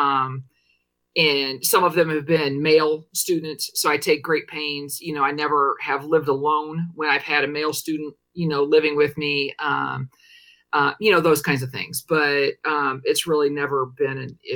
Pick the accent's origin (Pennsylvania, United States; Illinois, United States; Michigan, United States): Illinois, United States; Paxton; now in Washington, D.C., United States; I'm from Paxton, Illinois, which is a really small town north of Champaign